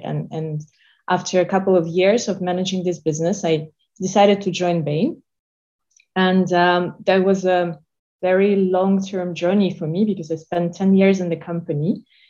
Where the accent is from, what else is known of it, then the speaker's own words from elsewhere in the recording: Moscow, Russia; moved away; I'm Russian. I was born in Moscow.